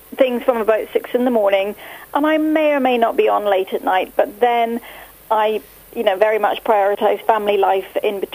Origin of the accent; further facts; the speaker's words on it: Northern Ireland, United Kingdom; I grew up in Northern Ireland in a catering family